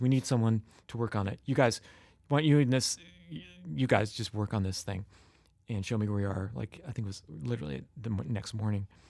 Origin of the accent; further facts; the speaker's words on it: Cincinnati, Ohio, United States; I am from Cincinnati, Ohio